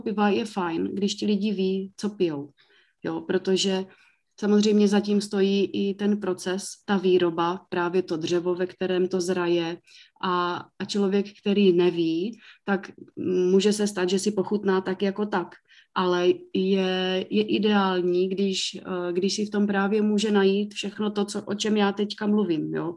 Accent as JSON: {"language": "Czech", "town": "Mikulov", "region": "South Moravian Region", "country": "Czechia", "tie": "born or raised there", "said": "já pocházím z Mikulova, takže tam jsem se k tomu naučila mít jiný přístup, že se u nás vždycky vyrábělo víno"}